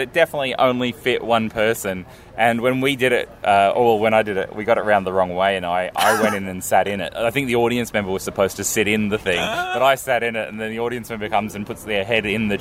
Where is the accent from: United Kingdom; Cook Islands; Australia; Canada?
Australia; I'm Australian.